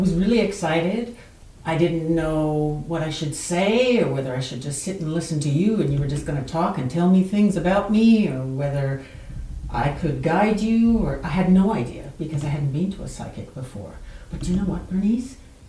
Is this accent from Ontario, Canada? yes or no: no; Winnipeg, Manitoba, Canada; moved away as an adult; now in Australia; I was born in Winnipeg, and I grew up here, and when I was in my mid-20s, I traveled to Australia, met someone, and ended up moving there.